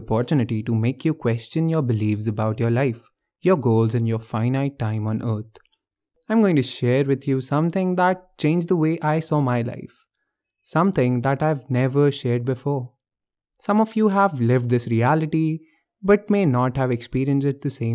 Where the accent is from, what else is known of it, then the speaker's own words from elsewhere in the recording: Bhopal, Madhya Pradesh, India; moved away as an adult; now in Delhi, India; I came to Bhopal, my hometown